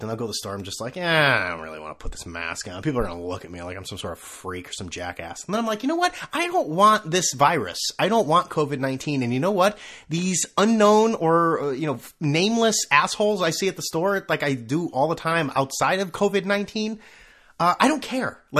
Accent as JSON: {"language": "English", "country": "China", "said": "I mean, yeah, I came from China, and historically, if we want to call it"}